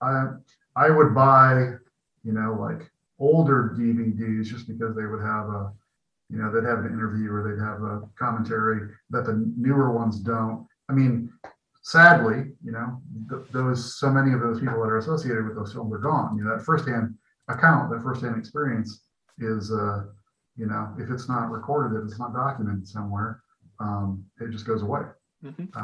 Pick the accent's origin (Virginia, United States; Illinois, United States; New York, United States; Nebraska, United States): Illinois, United States; Peoria; moved away as an adult; also born or lived in Chicago / San Francisco; my hometown, which I am back in my hometown now in Peoria